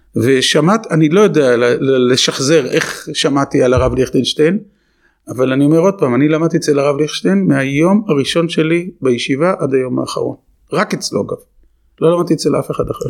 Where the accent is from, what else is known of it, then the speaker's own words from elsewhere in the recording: Herzliya, Tel Aviv District, Israel; moved away; also born or lived in Jerusalem; גדלתי בעיירת פיתוח, בהרצליה פיתוח